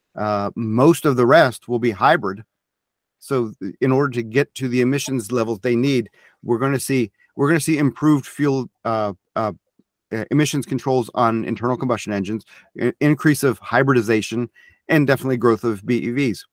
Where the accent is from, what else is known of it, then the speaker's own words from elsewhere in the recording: United States; as an American buyer